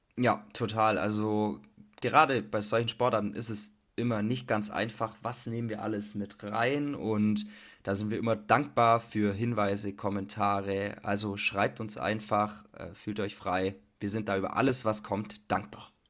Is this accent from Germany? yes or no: yes; Germany; Bei uns in Deutschland